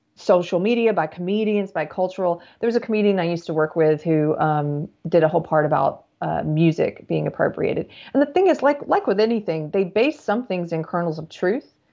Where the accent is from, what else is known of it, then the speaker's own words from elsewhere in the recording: South Carolina, United States; I grew up in South Carolina